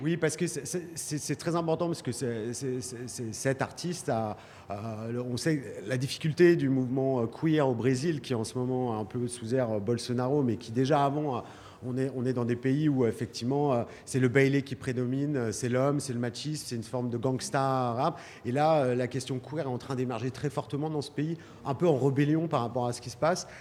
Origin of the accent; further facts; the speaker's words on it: Lyon, Auvergne-Rhône-Alpes, France; je viens de Lyon